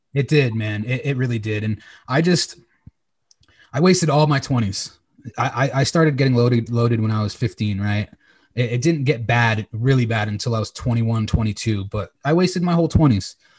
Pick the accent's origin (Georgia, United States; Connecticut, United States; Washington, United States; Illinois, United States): Connecticut, United States; Old Saybrook; moved away as an adult; also born or lived in Los Angeles, California; right now I'm currently in my hometown, Old Saybrook, Connecticut.